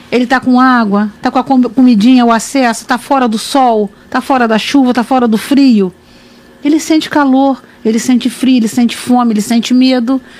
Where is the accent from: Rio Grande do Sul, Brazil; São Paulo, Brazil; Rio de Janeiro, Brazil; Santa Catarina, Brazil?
Rio de Janeiro, Brazil; Barra do Piraí; É, Barra do Piraí é a pérola do vale. Então tem esse slogan, a pérola do vale, a minha cidade natal. É ali que começou minha história familiar, né?